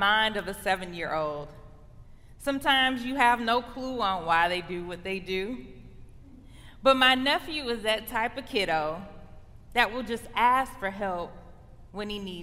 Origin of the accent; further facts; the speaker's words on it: Chicago, Illinois, United States; now in Michigan, United States; I'm from the Chicago area